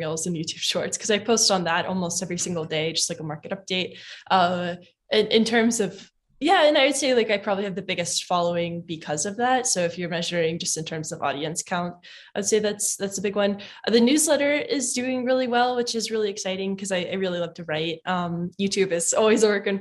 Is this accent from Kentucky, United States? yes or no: yes; Kentucky, United States; I'm from Kentucky